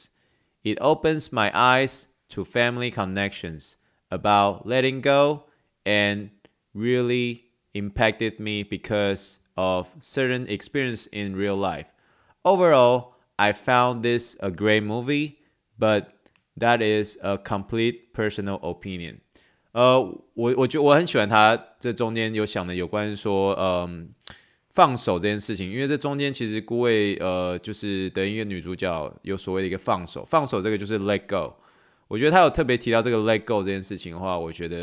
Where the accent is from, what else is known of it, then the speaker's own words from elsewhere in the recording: China; now in Canada; 最主要原因是因为我是从嗯中国移民到加拿大。